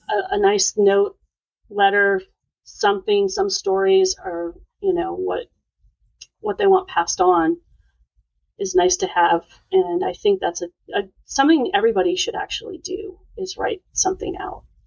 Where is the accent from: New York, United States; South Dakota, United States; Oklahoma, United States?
South Dakota, United States; Sioux Falls; moved away as an adult; also born or lived in Montana; now in Houston, United States; I was born in Montana, but moved to South Dakota when I was ten, and I finished high school and did two years of college there. So I would say that's where I grew up. Right so Sioux Falls, South Dakota.